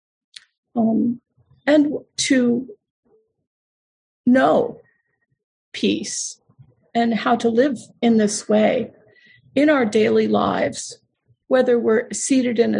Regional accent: Buffalo, New York, United States; not far from where I was born in Buffalo, New York.

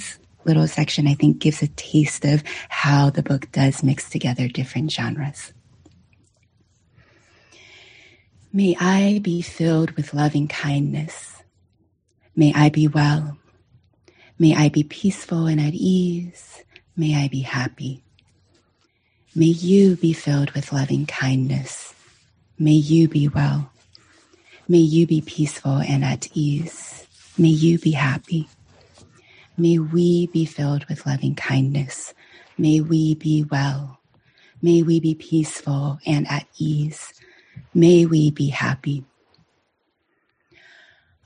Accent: United States; English is a second language; also born or lived in China / Pennsylvania / Washington State; I say China when asked, where are you from? Because responding with Pennsylvania and Washington State

